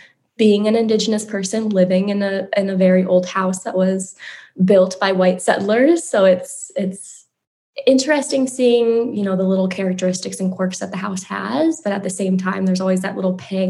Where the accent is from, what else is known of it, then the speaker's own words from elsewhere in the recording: Prairie Island, Minnesota, United States; now in Cottage Grove, United States; I'm Bedewakanton Dakota from Prairie Island, and I am joining you from Cottage Grove.